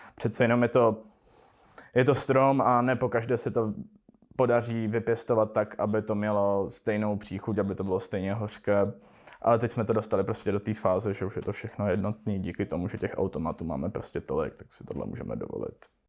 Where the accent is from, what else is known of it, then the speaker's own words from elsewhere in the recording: Český Těšín, Moravian-Silesian Region, Czechia; narodil jsem se v Českém Těšíně